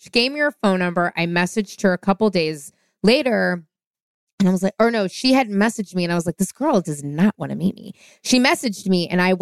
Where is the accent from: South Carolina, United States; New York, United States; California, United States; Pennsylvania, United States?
California, United States; San Francisco; moved away; I went home to San Francisco. That's where I'm from, born and raised in San Francisco.